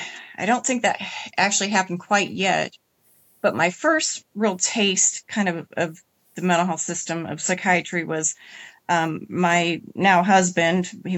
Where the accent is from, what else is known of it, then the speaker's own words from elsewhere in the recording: Indiana, United States; In Indiana.